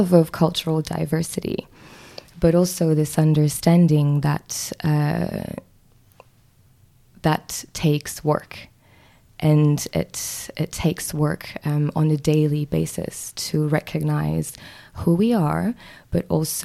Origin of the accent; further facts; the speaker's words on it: Mauritius; moved away as an adult; now in New Zealand; I am from Mauritius, which is a small island in the Indian Ocean